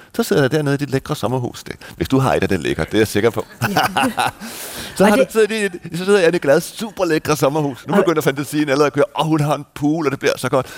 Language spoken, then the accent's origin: Danish; Denmark; now in Malta